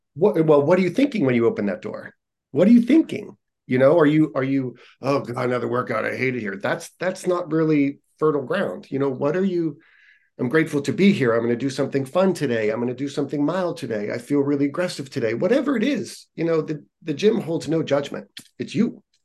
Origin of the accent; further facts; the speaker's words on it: Youngstown, Ohio, United States; moved away as an adult; also born or lived in Columbus, Ohio; now in California, United States; Youngstown, near Cleveland.